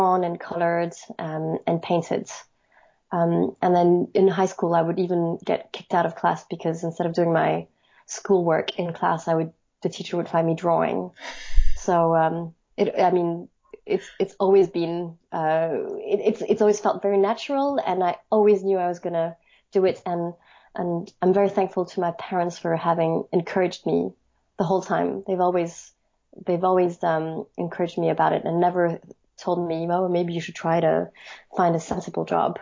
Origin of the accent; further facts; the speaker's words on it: Paris, Île-de-France, France; moved away as an adult; also born or lived in Edinburgh, United Kingdom; now in London, United Kingdom; I'm French. I grew up in Paris